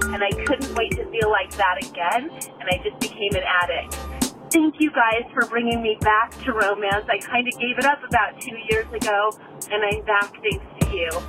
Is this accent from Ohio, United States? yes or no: no; Carson City, Nevada, United States; I'm from Carson City, Nevada.